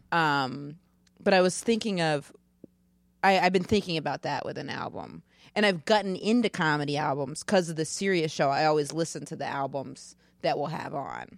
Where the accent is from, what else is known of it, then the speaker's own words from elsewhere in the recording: Maine, United States; moved away; I'm from Maine